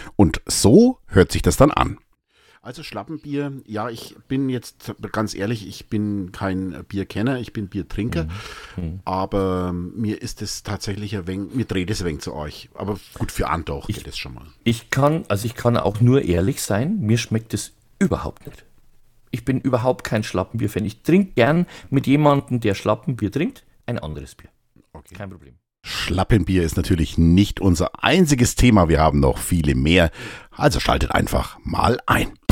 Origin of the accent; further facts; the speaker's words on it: Münchberg, Bavaria, Germany; als ich noch in Münchberg gelebt habe. Ich, einige von euch wissen das ja, ich komme aus Münchberg